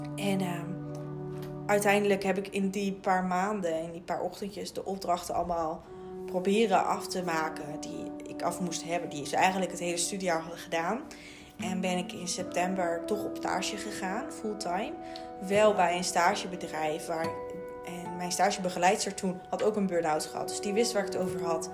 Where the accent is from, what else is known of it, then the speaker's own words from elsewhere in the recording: Raalte, Overijssel, Netherlands; moved away as an adult; now in Leiden, Netherlands; ik kom, ja, hier in Leiden, ik kom uit Raalte. Nou, dat is echt wel een boerendorp.